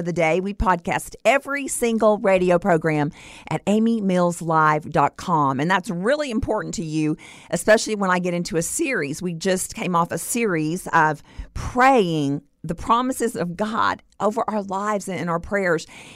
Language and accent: English; Stephenville, Texas, United States; my hometown of Stephenville, Texas